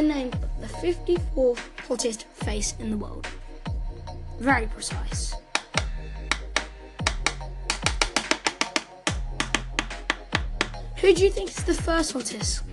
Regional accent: United Kingdom; I'm British

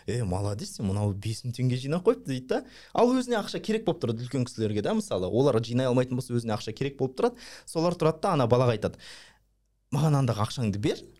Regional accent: Almaty, Kazakhstan; мен ә, нағашыларым қолында өскенмін нағашыларым қолында апам бар мен әжемді апа дейміз да бізде қазақ ну алматыда апам бар

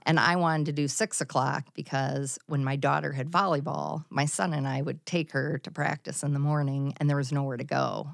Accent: Mount Vernon, Iowa, United States; also born or lived in Cedar Rapids, Iowa; I graduated in nineteen eighty-eight in Mount Vernon

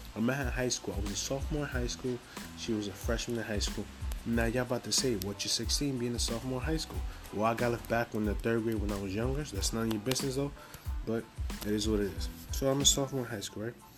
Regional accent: New York City, New York, United States; I'm from Harlem, New York, Harlem. Just to let you know, I'm from Harlem, so from the east side of Harlem

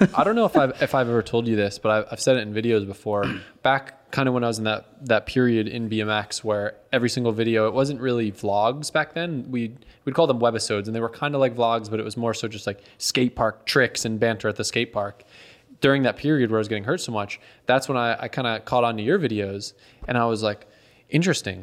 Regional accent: Connecticut, United States; moved away; I grew up in Connecticut

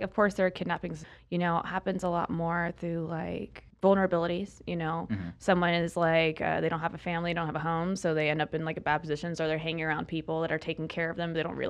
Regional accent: Florida, United States; I'm from Florida, and being in the panhandle

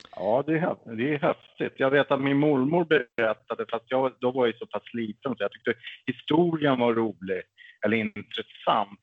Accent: Stockholm, Stockholm County, Sweden; also born or lived in Märsta; Född och uppväxt i Bagarmossen i södra Stockholm. Bor nu i Märsta

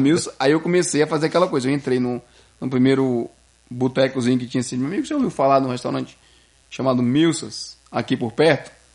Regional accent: Brazil; now in Quebec, Canada; a gente é brasileiro

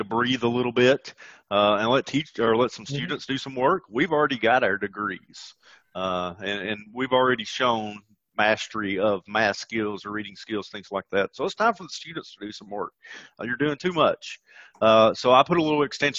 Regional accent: Deep South, United States; people can tell that I'm from the deep South

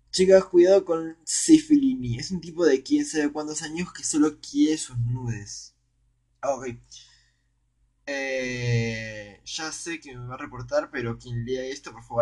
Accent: Spain; Soy español y vine intercambio. Cono o sea, fue intercambio a Chile.

